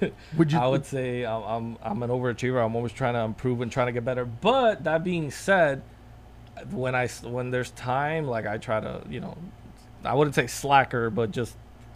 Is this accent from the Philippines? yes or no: no; Puerto Rico; moved away; I grew up in Puerto Rico, and in Puerto Rico, I had to walk to school, and it was a far walk.